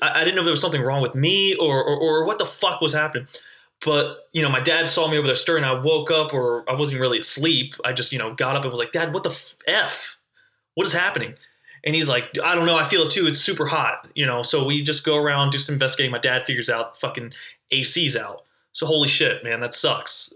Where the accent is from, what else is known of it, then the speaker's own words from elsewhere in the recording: North Carolina, United States; I'm originally from North Carolina